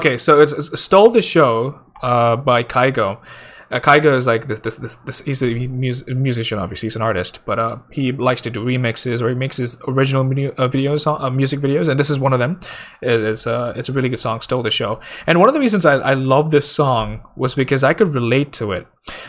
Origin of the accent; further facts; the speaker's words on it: India; because I'm Indian, right?